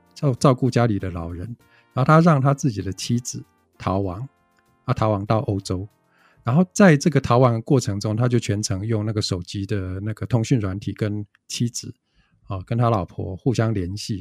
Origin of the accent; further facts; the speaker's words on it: Taichung, Taiwan; 我们不是台北人啊，我是台中人